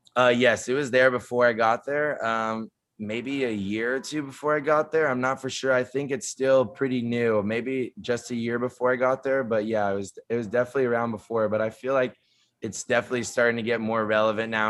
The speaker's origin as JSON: {"language": "English", "town": "San Diego", "region": "California", "country": "United States", "also_born_or_lived": "New Orleans", "moved": "as an adult", "said": "I'm from San Diego, West Coast guy"}